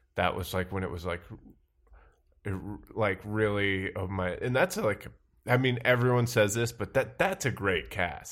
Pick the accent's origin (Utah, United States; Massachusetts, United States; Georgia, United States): Massachusetts, United States; Sandwich; moved away as an adult; also born or lived in New York; I'm from uh, a town called Sandwich, Massachusetts.